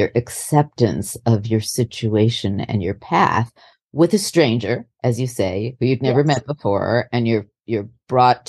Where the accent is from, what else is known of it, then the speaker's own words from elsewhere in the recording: New York City, New York, United States; moved away; also born or lived in California; I grew up in New York City